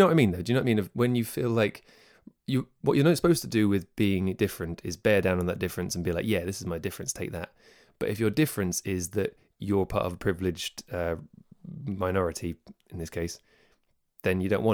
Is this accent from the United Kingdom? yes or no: yes; United Kingdom; also born or lived in Devon; now in South West England, United Kingdom; We grew up in the Midlands together.